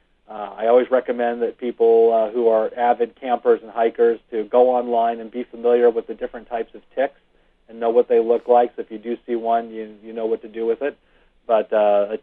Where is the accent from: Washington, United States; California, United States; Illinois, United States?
California, United States; Rancho Cucamonga; I grew up in Rancho Cucamonga, which is not far from Irvine